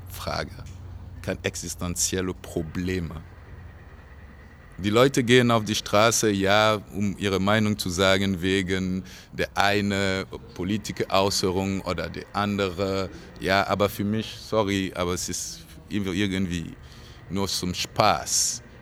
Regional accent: Burkina Faso; Nee, also meine Heimat wird immer Burkina sein. Immer.

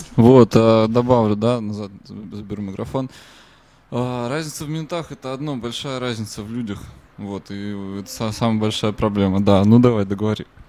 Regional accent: Russia; Мы ну, из России

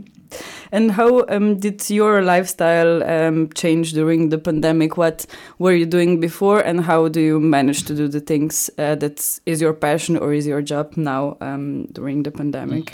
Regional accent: Ljubljana, Slovenia; English is a second language; now in Graz, Austria; I come from Slovenia, from Ljubljana

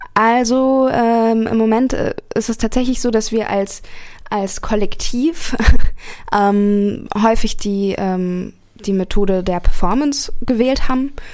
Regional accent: Berlin, Germany; moved away as an adult; now in Karlsruhe, Germany; ich komme ursprünglich aus Berlin, ähm, lebe jetzt aber seit äh, fast anderthalb

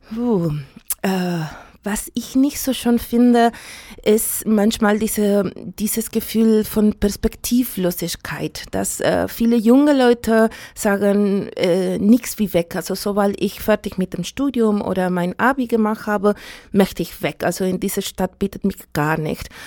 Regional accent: Santiago, Santiago Metropolitan Region, Chile; first language Spanish; German is a second language; moved away as an adult; also born or lived in Stockholm; now in Chemnitz, Germany; Ich bin in Santiago de Chile geboren und ich wohne in Chemnitz seit 2005

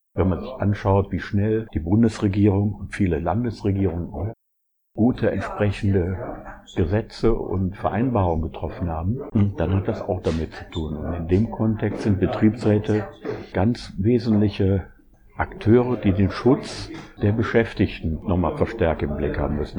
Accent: Essen, North Rhine-Westphalia, Germany; ich komme aus Essen

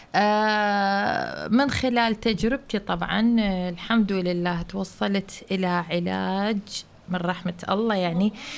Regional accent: Iraq; moved away as an adult; now in Germany; من العراق

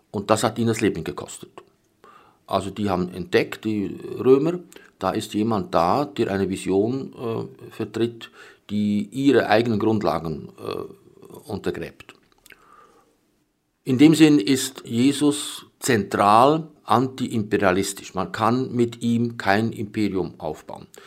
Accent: Bern, Switzerland; born there; Ich bin 1946 in Bern geboren unter damals ökumenisch nicht sehr erfreulichen Bedingungen

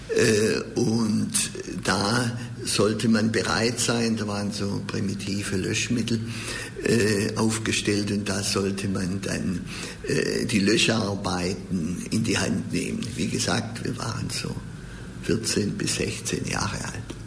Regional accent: Stuttgart, Baden-Württemberg, Germany; Ich bin ja in Untertürkheim aufgewachsen, dann in Hedelfingen auch lange in die Schule gegangen

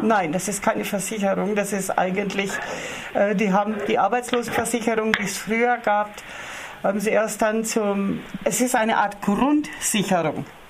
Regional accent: Germany; bei uns in Deutschland

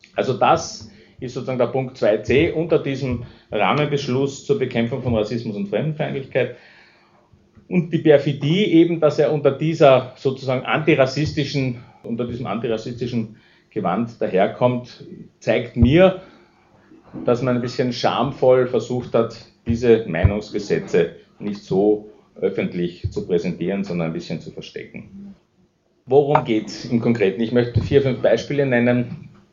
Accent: Austria; Als Österreicher

